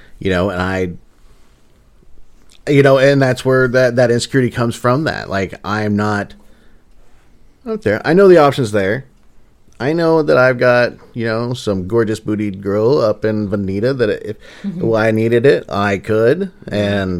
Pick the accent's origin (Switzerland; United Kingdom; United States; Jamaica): United States; Midwest; we're from the Midwest